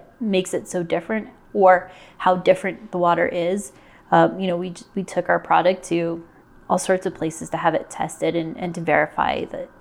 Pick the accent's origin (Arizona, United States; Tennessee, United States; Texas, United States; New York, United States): Arizona, United States; Phoenix; moved away as an adult; also born or lived in Denver, Colorado / Los Angeles, California; now in Idaho Falls, United States; I grew up in Phoenix for the better part of 20 years